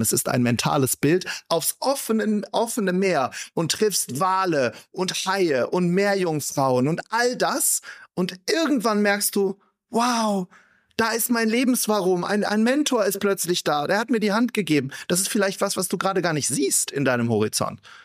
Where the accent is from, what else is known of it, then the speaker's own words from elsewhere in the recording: Wuppertal, North Rhine-Westphalia, Germany; Ich komme aus Wuppertal